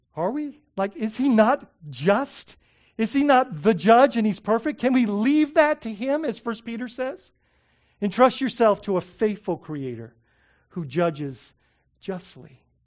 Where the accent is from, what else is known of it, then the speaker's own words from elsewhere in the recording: Bahamas; moved away; when I was growing up in the Bahamas